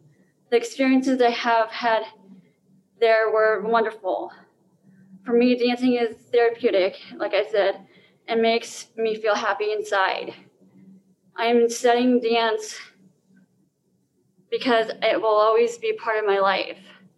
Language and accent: English; Denver, Colorado, United States; I'm from Denver, Colorado.